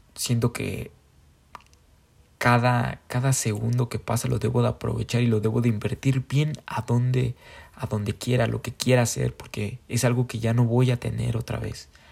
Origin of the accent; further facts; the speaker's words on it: Mexico; como somos mexicanos